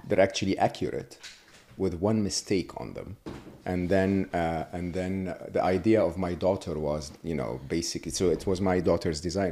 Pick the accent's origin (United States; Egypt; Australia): Egypt; moved away; I was born and raised in Egypt, uh, public school, public university in Egypt.